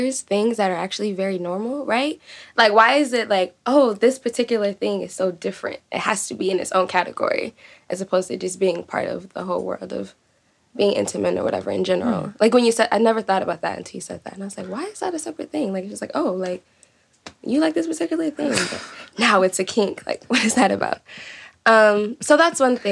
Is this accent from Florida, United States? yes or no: no; Atlanta, Georgia, United States; accent: Southern; I'm from Atlanta